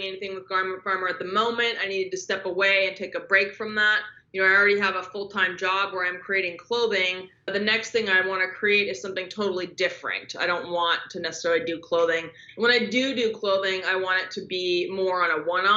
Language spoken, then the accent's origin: English; Southern California, United States; growing up in Southern California